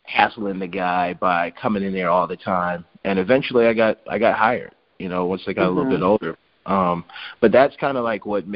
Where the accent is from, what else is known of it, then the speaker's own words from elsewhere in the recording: Alexandria, Louisiana, United States; moved away; also born or lived in Fort Polk, Louisiana; I was born in Fort Polk because my dad was in the service, but we grew up in Alexandria, and we stayed in the projects